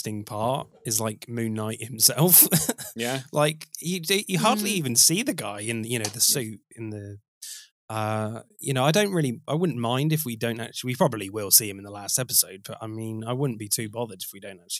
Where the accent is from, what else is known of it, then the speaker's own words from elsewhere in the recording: West Country, South West England, United Kingdom; I am from the West Country.